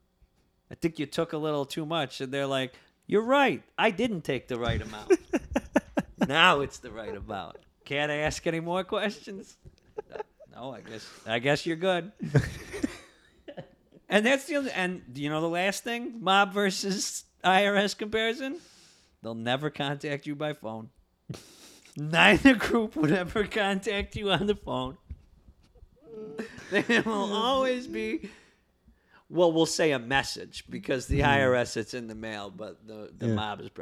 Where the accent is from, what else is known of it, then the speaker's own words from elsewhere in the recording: Sanborn, New York, United States; I'm from Sanborn